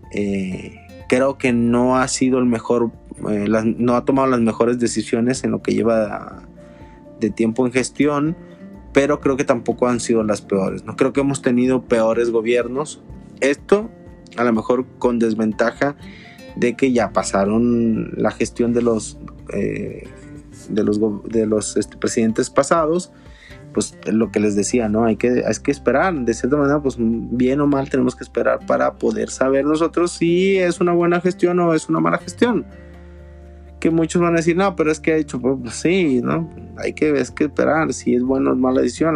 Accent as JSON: {"language": "Spanish", "country": "Mexico", "said": "como mexicanos"}